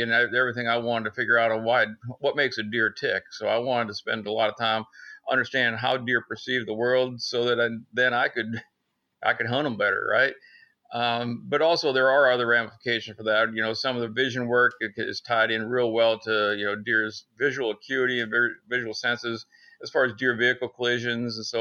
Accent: Northern Pennsylvania, United States; moved away as an adult; now in Athens, United States; I'm originally from Northern Pennsylvania, up in the big woods of Pennsylvania, deer country

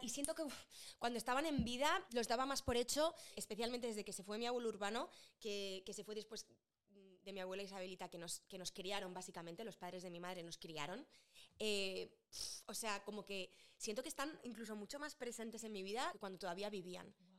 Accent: Madrid, Community of Madrid, Spain; moved away; yo me fui de Madrid muy enamorada de Madrid

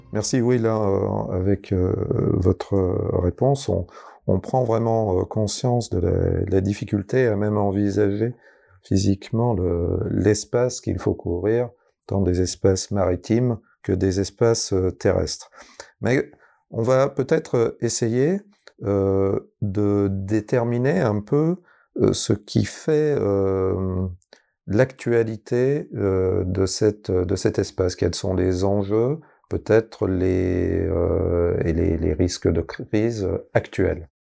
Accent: France; nous, par exemple, en tant que Français

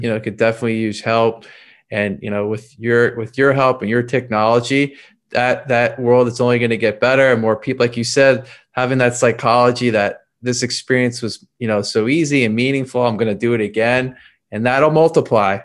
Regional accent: Philadelphia, Pennsylvania, United States; moved away; I'm actually from Philadelphia originally

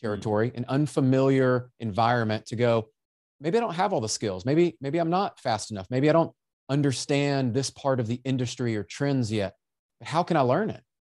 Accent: Memphis, Tennessee, United States; I was born in Memphis

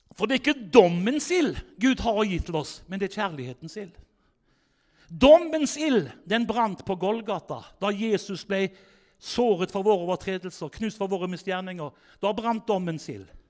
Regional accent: Haugesund, Rogaland, Norway; moved away; jeg sjøl kommer fra Haugesund, egentlig, så hvis du lurer på den dialekta mi

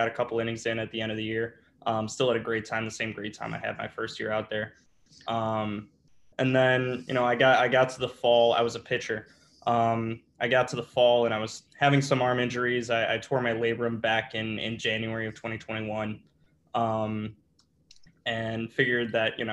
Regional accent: Northbrook, Illinois, United States; I grew up in Northbrook, which is about 45 minutes north

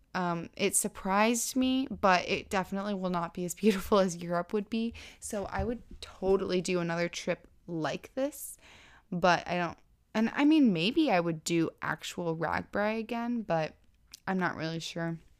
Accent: Florida, United States; I'm from Florida

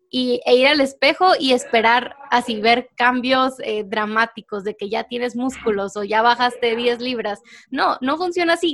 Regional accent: Mexico; now in Guatemala; yo soy mexicana, vivo en Guatemala, pero soy mexicana

